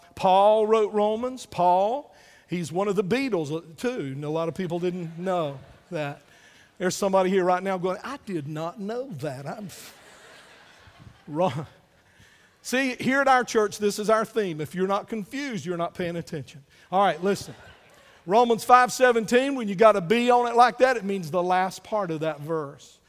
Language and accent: English; United States; I'm still glad to be an American